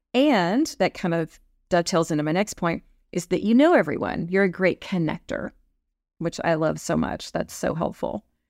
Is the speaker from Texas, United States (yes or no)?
yes; Texas, United States; growing up in Texas